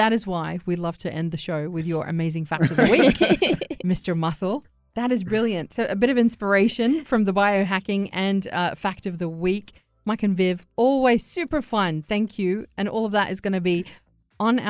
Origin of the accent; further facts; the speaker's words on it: Australia; I'm from Australia